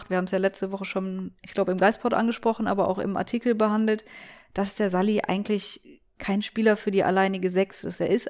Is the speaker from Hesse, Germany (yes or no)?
no; Cologne, North Rhine-Westphalia, Germany; Auch wenn man das als Kölner nicht gerne hört, aber die sind schon extrem gut.